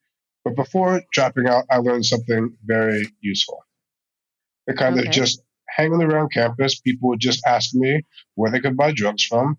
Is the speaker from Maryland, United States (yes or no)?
yes; Maryland, United States; moved away as an adult; also born or lived in New Haven, Connecticut / Baltimore; now in Israel; My parents moved to Maryland when I was really young. Mm-hmm. Like out country boondocks, Maryland. Like the house I grew up in, you look out the window and you just see cornfields.